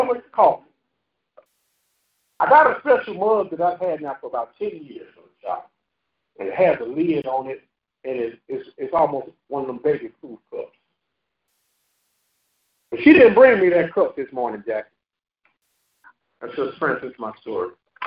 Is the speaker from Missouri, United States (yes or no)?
yes; St. Louis, Missouri, United States; moved away; When I was a little kid from the project in St. Louis, Missouri